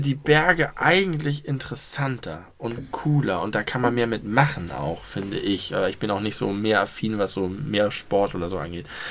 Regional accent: Schleswig-Holstein, Germany; Schleswig-Holstein ist gefühlt meine Heimat

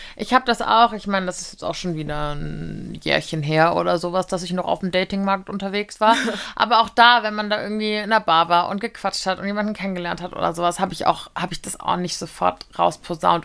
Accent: Giessen, Hesse, Germany; aus meiner Heimat Gießen

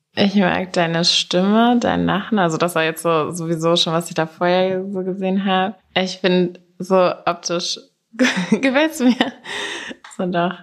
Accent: near Wiesbaden, Hesse, Germany; moved away as an adult; also born or lived in Stade / United States / Berlin; now in Hamburg, Germany; Bin aber nur geboren und bin in Hessen aufgewachsen, hinter Wiesbaden auf einem Dorf.

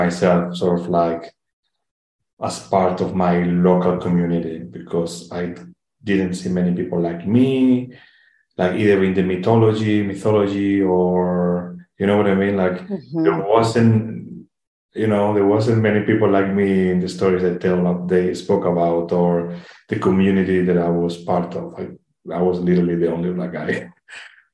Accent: Madrid, Community of Madrid, Spain; English is a second language; I was born in 1990 in Madrid.

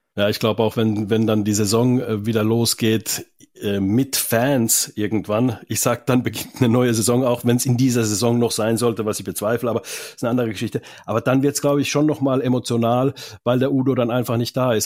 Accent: Finland; moved away; Ich komme ja aus Finnland

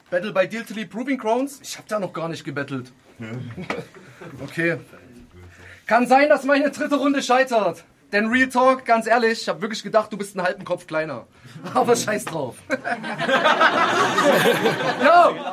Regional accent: Saxony, Germany; ja, ich komme auch aus Sachsen, aber nicht aus Sachsen-Anhalt. Denn im Sachsen fehlt es nicht an Halt

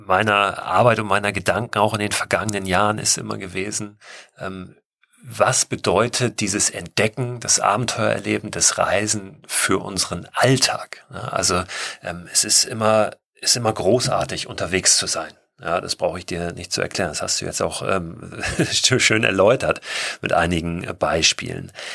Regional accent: Germany; in dem ich gewohnt habe als Kind in Deutschland

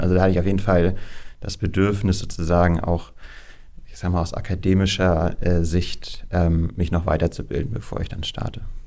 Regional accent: Kiel, Schleswig-Holstein, Germany; moved away as an adult; also born or lived in Amberg; now in Hamburg, Germany; Ich bin ein gebürtiger Kieler

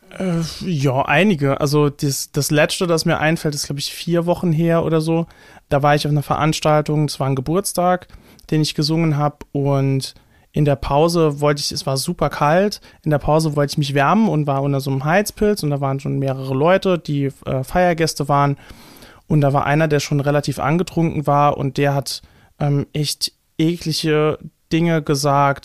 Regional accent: Saarland, Germany; accent: Saarland dialect; in so einem saarländischen Dialekt ähm, spreche, in einem starken

